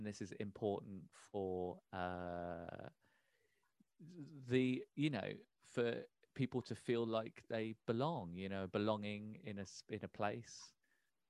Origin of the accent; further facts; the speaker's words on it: Peterborough, East of England, United Kingdom; So we're both born and raised in Peterborough.